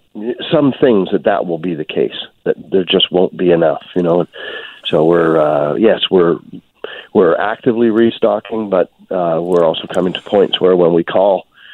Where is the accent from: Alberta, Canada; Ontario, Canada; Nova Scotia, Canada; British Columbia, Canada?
British Columbia, Canada; as British Columbians